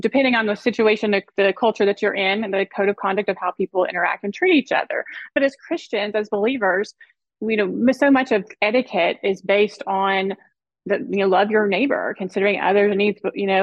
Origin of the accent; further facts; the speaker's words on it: the South, United States; also born or lived in South Florida; now in Dallas, United States; I grew up in the South and we lived part of our childhood